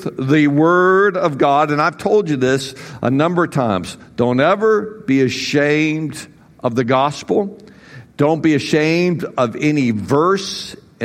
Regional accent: United States; I'm an American

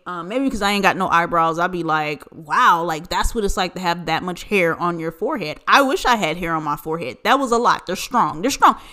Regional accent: United States; as an American

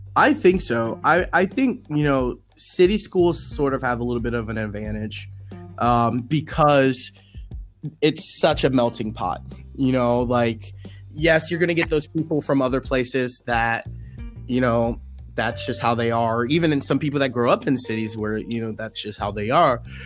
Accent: Washington, District of Columbia, United States; I grew up on Howard's campus.

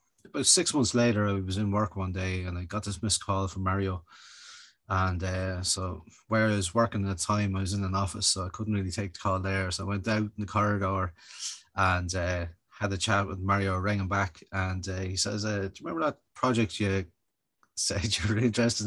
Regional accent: Kildare, County Kildare, Ireland; I'm a Kildare Town man by design, by the way. I'm originally from Kildare

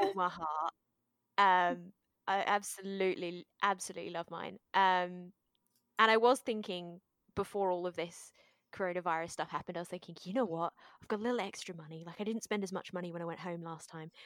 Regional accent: Australia; also born or lived in Japan; I was born here in Australia

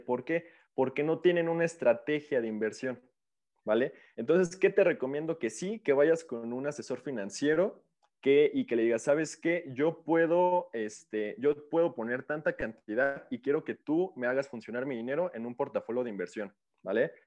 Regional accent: Mexico; como mexicanos

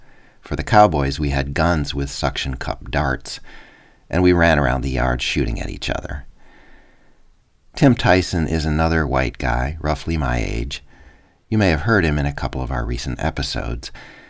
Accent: Mankato, Minnesota, United States; moved away as an adult; now in North Carolina, United States; When I was a little kid growing up in Mankato, Minnesota

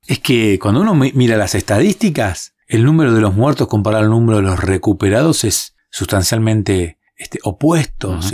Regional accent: Argentina; En un país como el nuestro, como Argentina

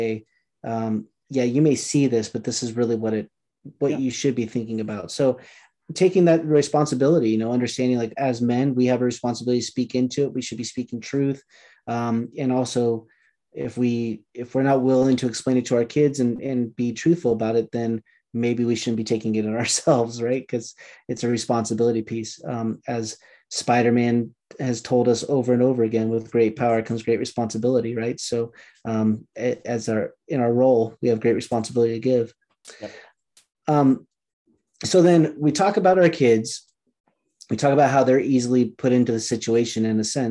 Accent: Southern California, United States; I'm from Southern California

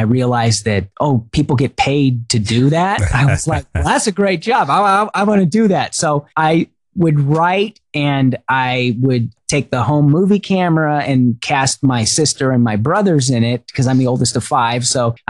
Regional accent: Pearl Harbor, Hawaii, United States; also born or lived in Rhode Island / San Diego / Huntington Beach; So I was born in Rhode Island, but I was raised in San Diego, Huntington Beach, and Hawaii. I spent most of my growing up years in Hawaii, in Pearl Harbor.

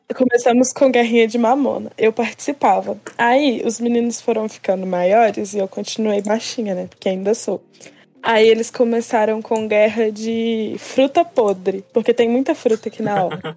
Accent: Minas Gerais, Brazil; E eu sou de Minas

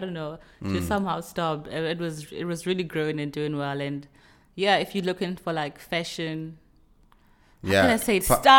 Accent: Venda, Limpopo, South Africa; I remember even growing up in Venda, I mean, we'd eat some very traditional foods and it would just drink water after your meal.

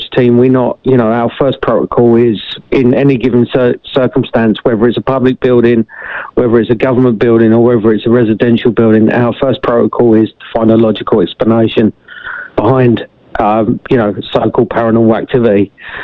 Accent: England, United Kingdom; moved away; I had a lot of incidences when I was younger in regards to the paranormal where I grew up in England.

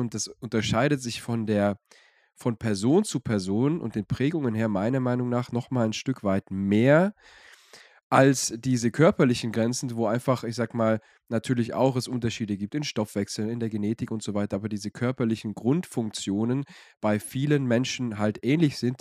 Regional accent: Swabia, Germany; ich bin ja aus dem Schwabeland

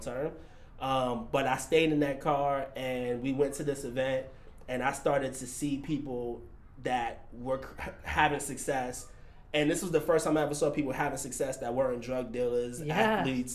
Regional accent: New York, United States; now in San Francisco, United States; born and raised in New York. Grew up in probably one of the roughest neighborhoods in New York.

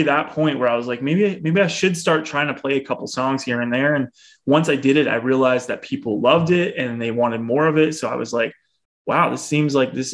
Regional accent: a town outside of Bradford, Ontario, Canada; now in Barrie, Canada; I grew up in Ontario, just a town outside of Bradford, Ontario, which is about half hour north of Toronto.

